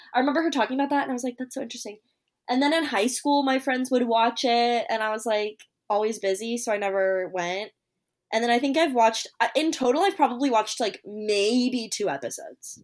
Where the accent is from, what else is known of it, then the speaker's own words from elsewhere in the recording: Kansas City, United States; I'm from Kansas City, and that's where I am right now